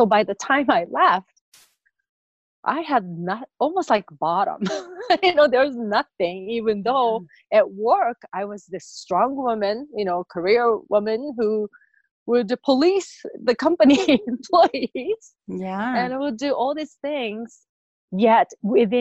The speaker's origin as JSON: {"language": "English", "country": "Japan", "moved": "yes", "said": "I came from Japan"}